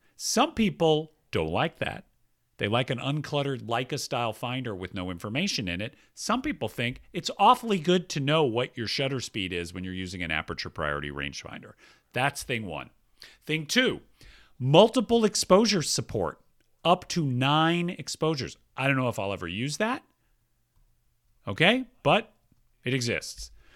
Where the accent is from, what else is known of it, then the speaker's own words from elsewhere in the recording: Atlanta, Georgia, United States; moved away; I grew up in Atlanta, Georgia